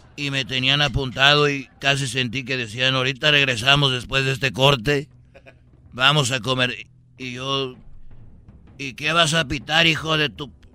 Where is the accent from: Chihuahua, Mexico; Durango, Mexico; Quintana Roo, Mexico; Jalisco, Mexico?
Jalisco, Mexico; yo soy de, de, de Jalisco